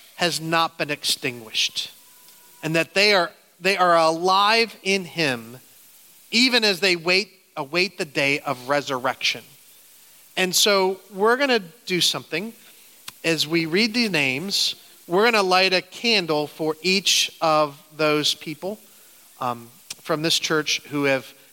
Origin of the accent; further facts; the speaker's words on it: Canton, Ohio, United States; moved away as an adult; now in upstate New York, United States; I grew up in Canton